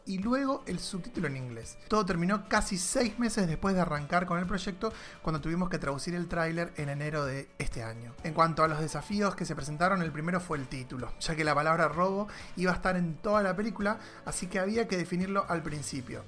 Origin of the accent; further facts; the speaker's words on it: Argentina; para nosotros como argentinos